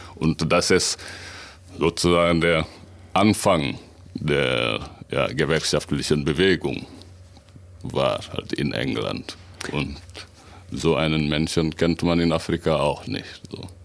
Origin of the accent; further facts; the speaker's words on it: Senegal; moved away as an adult; also born or lived in Dakar; now in Münsterland, Germany; ich komme aus Senegal, und bin aber seit äh, über 20 Jahren in Deutschland.